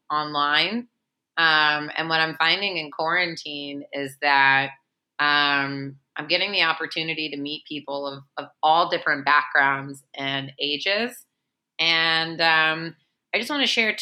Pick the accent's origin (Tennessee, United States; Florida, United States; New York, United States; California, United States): Tennessee, United States; Memphis; I'm a Jew from Memphis, Tennessee